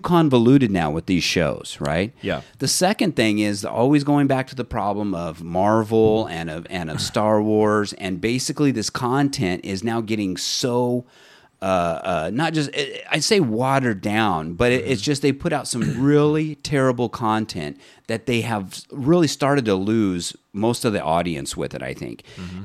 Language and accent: English; Fresno, California, United States; we're both from Fresno here